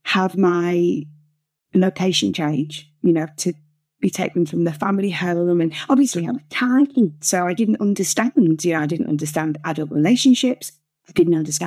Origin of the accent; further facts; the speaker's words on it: just outside Liverpool, North West England, United Kingdom; also born or lived in Whiston / Widnes; I grew up just outside Liverpool, and I was born in West Sivingsford up